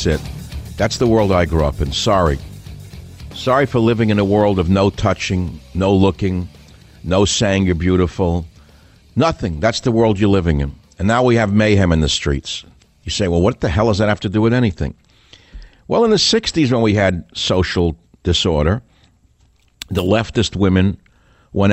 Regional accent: New York City, New York, United States; I'm a New Yorker. That's how I was raised. I come from Queens, New York

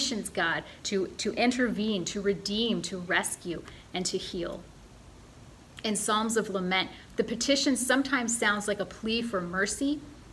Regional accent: Midwestern United States, United States; I'm from the Midwestern United States, where politeness is a strong cultural value.

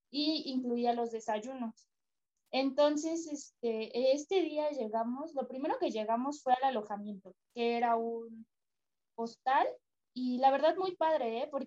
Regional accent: Mendoza, Argentina; Yo llego desde mi pueblo de Mendoza a Buenos Aires, porque de ahí salía el tour.

